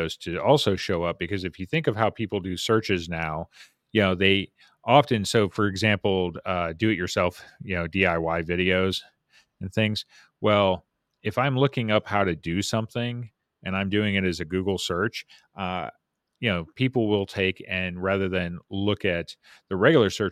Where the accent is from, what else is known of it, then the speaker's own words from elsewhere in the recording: Las Vegas, Nevada, United States; moved away; I grew up in Las Vegas.